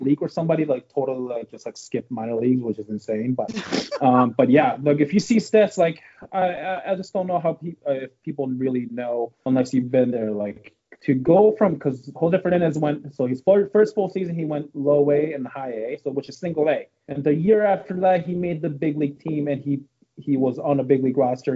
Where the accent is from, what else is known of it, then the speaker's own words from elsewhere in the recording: Canada; I'm not from Tampa area. I'm from Canada.